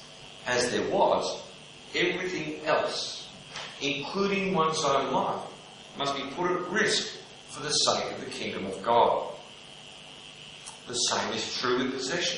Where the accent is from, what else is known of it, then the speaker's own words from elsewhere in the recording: Melbourne, Victoria, Australia; growing up in Melbourne